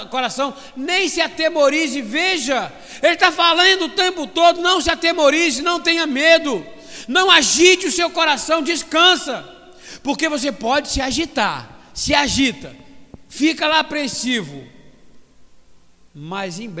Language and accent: Portuguese; Brazil; Eu falo agora como brasileiro.